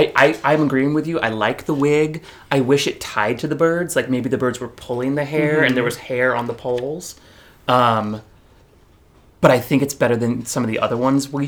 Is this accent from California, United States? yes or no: yes; California, United States; I'm from California.